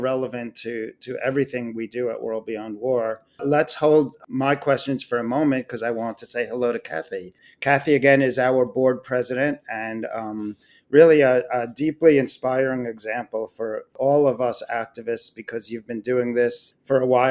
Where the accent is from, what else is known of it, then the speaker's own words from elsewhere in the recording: Long Island, New York, United States; now in New York City, United States; I grew up on Long Island in the state of New York